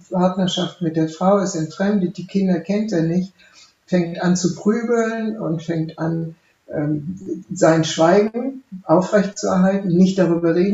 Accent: West Germany, Germany; ich habe das geschrieben als eine Deutsche, die im Westen aufgewachsen ist

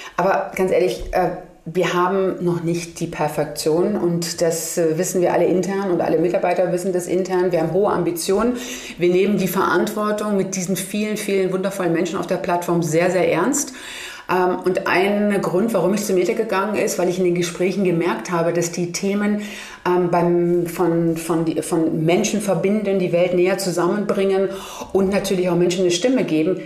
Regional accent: Germany; Ich wurde immer gefragt, woher kommst du? Ja, Germany.

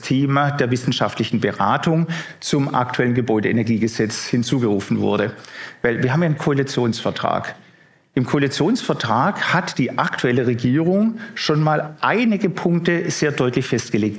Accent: Baden-Württemberg, Germany; bei uns im Süden, ich meine gerade Baden-Württemberg

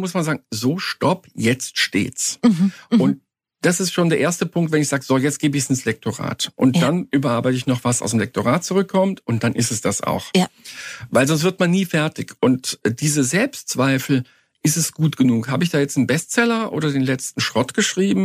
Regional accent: Cologne, North Rhine-Westphalia, Germany; ich habe meine Jugend in Köln verbracht

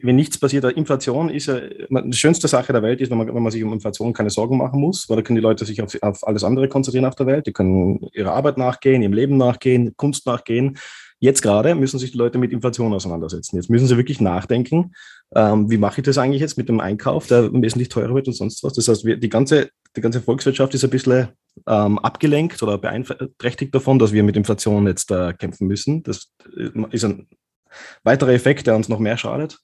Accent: Austria; In Österreich machen wir das so

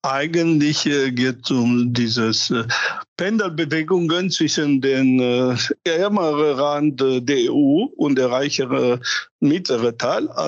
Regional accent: Romania; born there; Ja, ich bin gebürtiger Rumäner und deswegen habe ich. Das macht die Sache äh

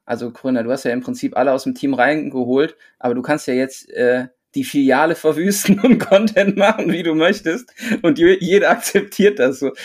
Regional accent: Rhineland, Germany; als Rheinländer

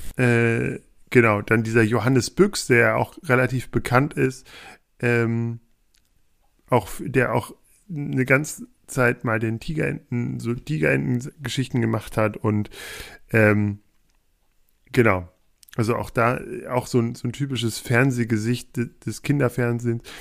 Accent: Peine, Lower Saxony, Germany; Ich komme aus Peine. Oder ich bin in Peine zur Schule gegangen. In der Nähe aufgewachsen.

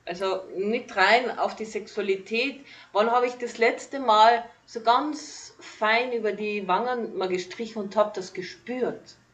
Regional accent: Carinthia, Austria; ich bin gebürtige Kärntnerin, komme aus Kalifornien von Österreich

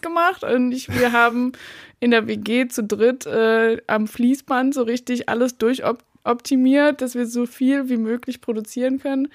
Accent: Baden-Württemberg, Germany; moved away as an adult; also born or lived in Rügen / Berlin; ich komme aus Baden-Württemberg eigentlich, bin aber nach der Schule erstmal nach Rügen emigriert komischerweise

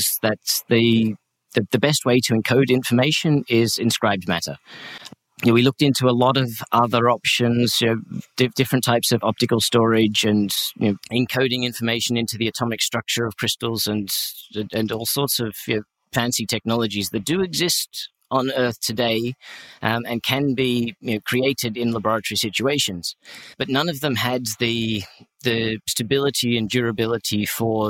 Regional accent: Australia; I consider myself to be culturally Western European, even though I'm Australian.

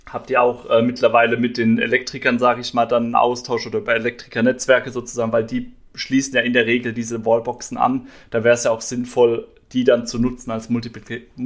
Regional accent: Heidelberg, Baden-Württemberg, Germany; Ich komme ja selbst hier aus dem Raum Heidelberg.

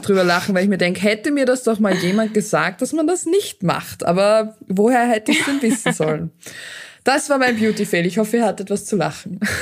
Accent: Austria; bei uns in Österreich ist es so, dass man hin und wieder noch so einen Debütantenball hat

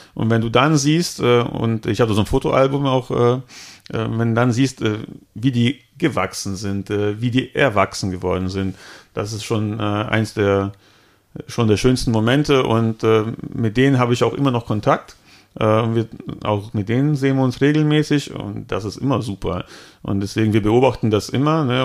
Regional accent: Altenkirchen, Rhineland-Palatinate, Germany; also born or lived in Cologne; zurück in den Westerwald, da wo ich herkomme.

